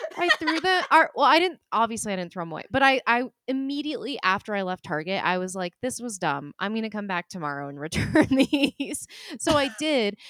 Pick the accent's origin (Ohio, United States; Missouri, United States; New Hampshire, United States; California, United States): New Hampshire, United States; I was born in New Hampshire